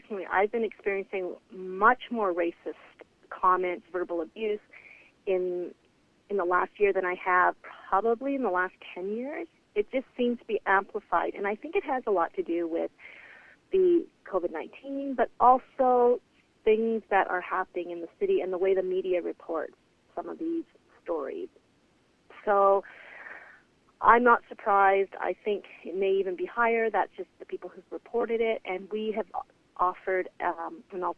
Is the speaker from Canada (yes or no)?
yes; Canada; I've been in Canada since I was 14 months old, and I feel connected to Canada more than any other country, even though I was born elsewhere